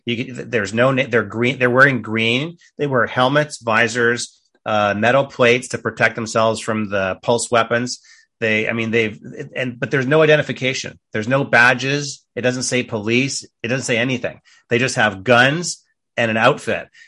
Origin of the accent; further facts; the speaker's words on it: Canada; moved away; a Canadian, former Canadian